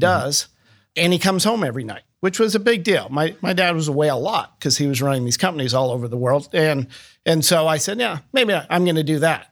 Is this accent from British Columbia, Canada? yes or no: no; Toronto, Ontario, Canada; moved away as an adult; now in Columbus, United States; born in Canada, uh, around Toronto. And that's where, uh, I grew up